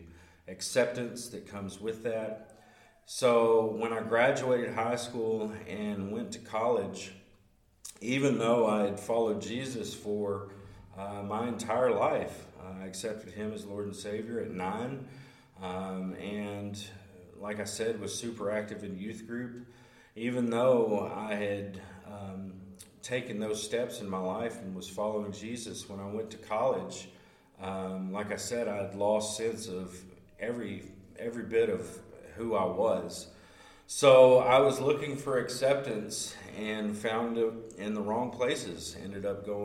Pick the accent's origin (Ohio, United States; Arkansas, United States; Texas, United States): Arkansas, United States; Hope; I'm from Hope, Arkansas, originally from Hope, and moved all over the place, quite literally within the state.